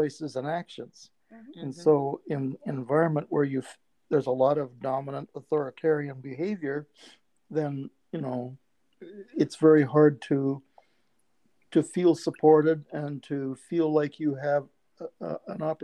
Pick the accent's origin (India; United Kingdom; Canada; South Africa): Canada; now in United States; I didn't even come from America. I came from Canada